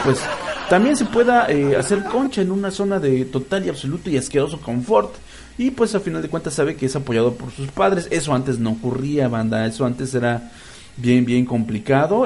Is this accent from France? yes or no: no; Mexico; soy un pinche mexicano bien ridículo